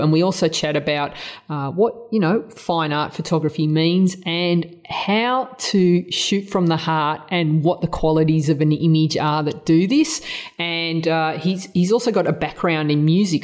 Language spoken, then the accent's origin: English; Australia; accent: Australian; my Australian accent